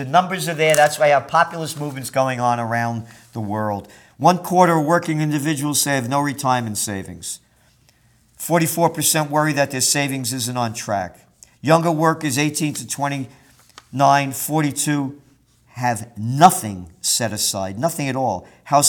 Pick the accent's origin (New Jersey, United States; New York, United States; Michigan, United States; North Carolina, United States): New York, United States; Yonkers; also born or lived in Bronx, New York; Like when we were kids, when we moved to Yonkers, when it was the country, after we moved from the Bronx